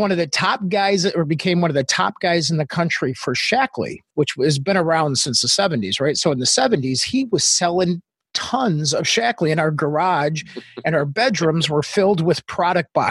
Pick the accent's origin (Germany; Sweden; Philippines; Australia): Australia; accent: Australian; also born or lived in Northwest Indiana, United States; now in United States; Yeah, so I was born in Northwest Indiana in a farmhouse. And then all of a sudden, my dad uh, met my mom in England in the military. And then they decided when I was in first grade that, hey, let's move to Australia, which is where I got my accent.